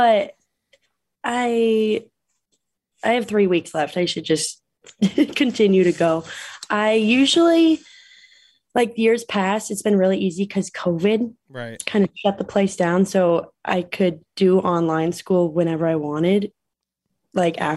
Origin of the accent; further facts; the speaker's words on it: South Park, Colorado, United States; moved away as an adult; now in Utah, United States; from South Park, Colorado, originally, but I've lived in Utah